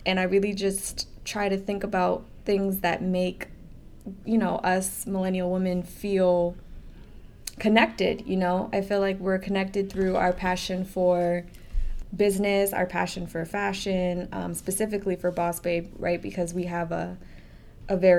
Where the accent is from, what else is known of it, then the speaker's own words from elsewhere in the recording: New York City, New York, United States; also born or lived in Staten Island; I'm a very proud Brooklynite. I actually was born in Staten Island.